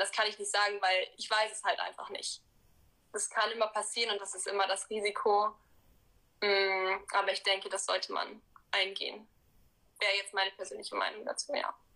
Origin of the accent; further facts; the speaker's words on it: Cologne, North Rhine-Westphalia, Germany; Also ich bin in Köln geboren und wohne auch immer noch hier.